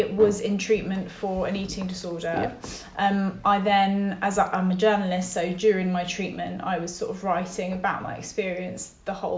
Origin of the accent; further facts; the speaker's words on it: London, United Kingdom; I was brought up in North London in a Jewish family